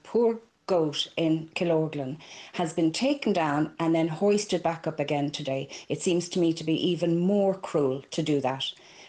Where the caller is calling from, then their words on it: Greystones, County Wicklow, Ireland; I'm calling from Greystones.